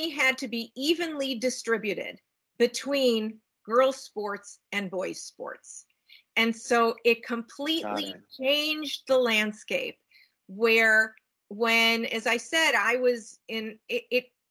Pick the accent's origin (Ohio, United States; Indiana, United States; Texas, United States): Ohio, United States; Cleveland; now in Seattle, United States; I do now live in Washington State in Seattle, but I grew up in the Midwest in Cleveland, Ohio